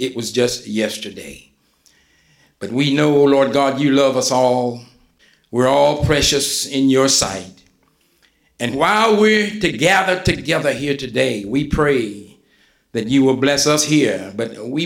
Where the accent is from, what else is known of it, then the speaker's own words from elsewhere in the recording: West Virginia, United States; moved away as an adult; also born or lived in Kansas City area; Buffalo Creek, and I'm saying, hold on, that's my hometown